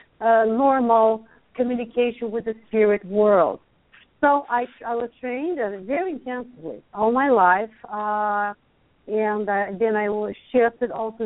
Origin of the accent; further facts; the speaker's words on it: Brazil; English is a second language; moved away as an adult; also born or lived in Hawaii, United States; now in Lawrence, United States; I'm Brazilian. You all can tell that I have an accent. But anyway, I'm from Brazil